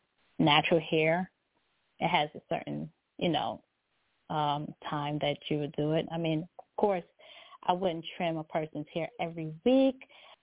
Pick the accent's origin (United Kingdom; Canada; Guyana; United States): Guyana; You know, I'm from Guyana.